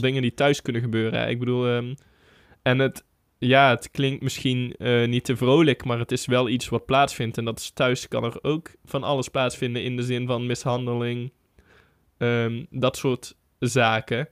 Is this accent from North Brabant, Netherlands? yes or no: yes; North Brabant, Netherlands; Voor ons als Brabanders